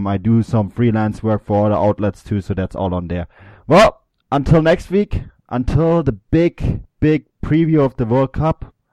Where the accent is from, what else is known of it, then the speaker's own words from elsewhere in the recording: Germany; You heard it here first from a German.